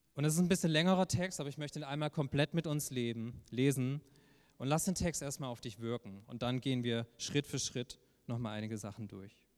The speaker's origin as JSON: {"language": "German", "town": "Heilbronn", "region": "Baden-Württemberg", "country": "Germany", "said": "war ich damals in der Kirche in Heilbronn, wo ich herkomme, in einer Jugendgruppe."}